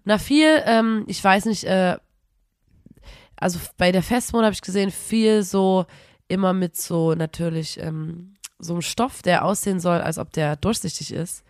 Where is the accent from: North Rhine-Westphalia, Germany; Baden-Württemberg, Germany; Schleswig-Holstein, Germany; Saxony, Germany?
Saxony, Germany; Erzgebirge; wir sagen im Erzgebirge, sagen wir Uhieschen